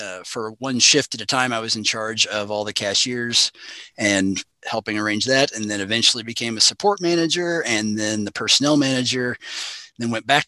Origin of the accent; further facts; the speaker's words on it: Burlington Junction, Missouri, United States; I'm originally from Burlington Junction. So I'm about 15 to 20 minutes northwest of Maryville